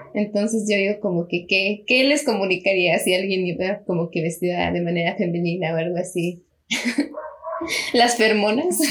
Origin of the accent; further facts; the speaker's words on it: Mexico; somos de México